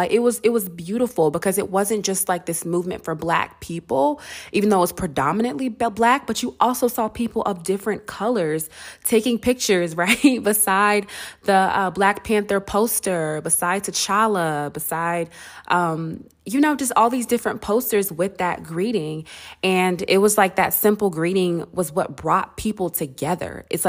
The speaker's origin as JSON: {"language": "English", "country": "Nigeria", "said": "because I feel like not only was Black people and Africans and me being Nigerian were able to see our culture and to embrace what was being shown"}